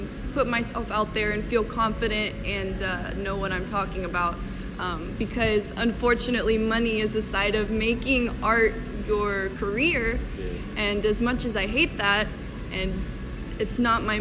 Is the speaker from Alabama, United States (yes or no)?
yes; Mobile, Alabama, United States; moved away as an adult; now in Kansas City, United States; I have an internship waiting for me back in my hometown of Mobile, Alabama